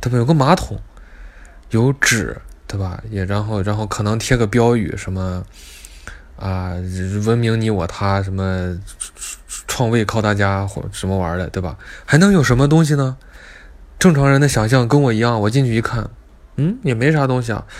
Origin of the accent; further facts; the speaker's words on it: Beijing, China; 我们三个人，我北京人，还有呃兰州人，我们三个人就就就去商店。